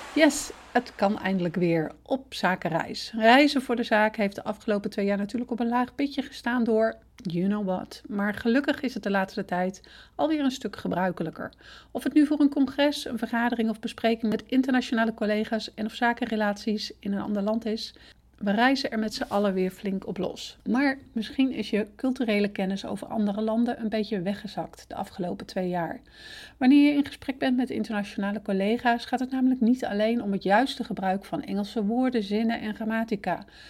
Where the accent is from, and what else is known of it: Netherlands